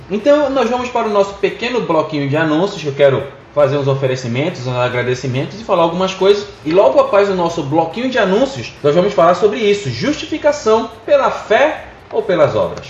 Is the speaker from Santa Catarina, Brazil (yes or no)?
no; Pará, Brazil; nós somos do Pará, tá? E aqui não tem jacaré, aqui tem internet